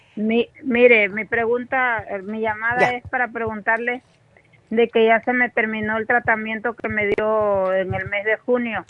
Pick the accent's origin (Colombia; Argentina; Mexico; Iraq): Mexico; yo soy mexicana